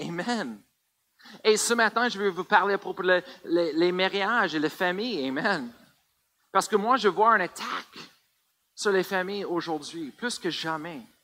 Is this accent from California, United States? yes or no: no; Colorado, United States; French is a second language; moved away; j'ai grandi au Colorado